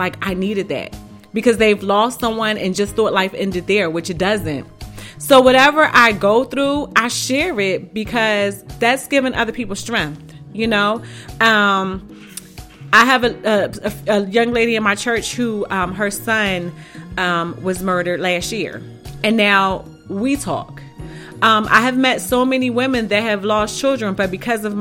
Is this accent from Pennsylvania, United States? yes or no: yes; Philadelphia, Pennsylvania, United States; I'm from North Philly